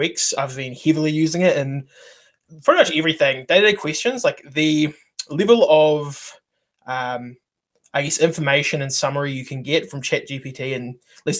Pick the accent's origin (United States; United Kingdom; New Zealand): New Zealand; I'm also a developer from New Zealand